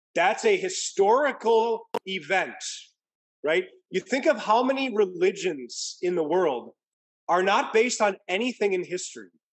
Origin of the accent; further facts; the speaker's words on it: Midwest, United States; now in California, United States; growing up in the Midwest, where it actually gets cold and water freezes over